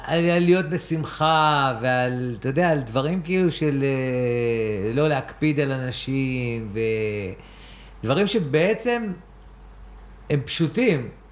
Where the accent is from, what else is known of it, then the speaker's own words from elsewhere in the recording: Rehovot, Central District, Israel; אני מרחובות